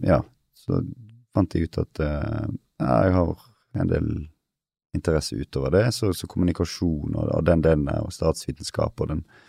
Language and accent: Norwegian; Western Norway, Norway; also born or lived in Kristiansand / Denmark; Jeg er jo vestlending sjøl